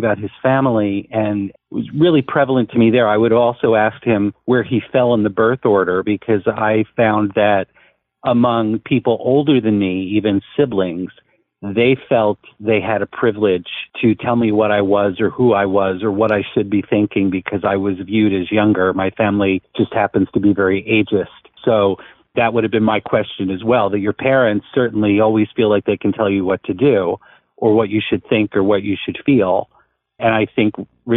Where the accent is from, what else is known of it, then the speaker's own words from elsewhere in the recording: New Jersey, United States; moved away as an adult; also born or lived in Netherlands; I grew up in New Jersey